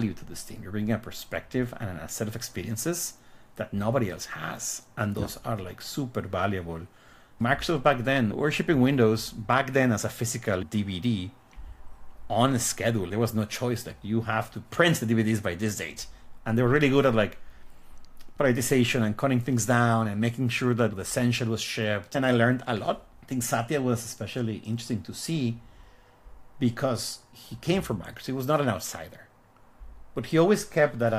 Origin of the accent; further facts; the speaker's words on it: Guadalajara, Jalisco, Mexico; moved away as an adult; now in United States; So I was born in Mexico in the city of Guadalajara. I actually lived there most of my life. I moved to the US when I was like 23, 24